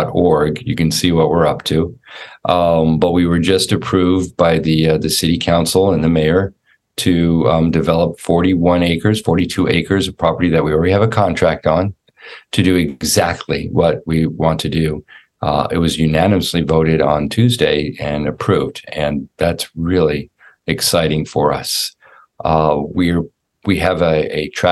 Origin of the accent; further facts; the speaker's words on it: Los Angeles, California, United States; also born or lived in Orlando, Florida; now in Jackson, Tennessee, United States; I grew up in Los Angeles, California, in a little suburb called Sherman Oaks